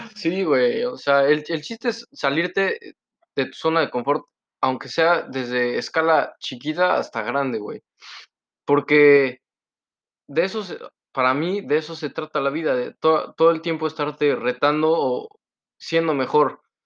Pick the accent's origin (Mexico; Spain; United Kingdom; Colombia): Mexico; Poblano, Puebla; now in Canada; Yo soy el poblano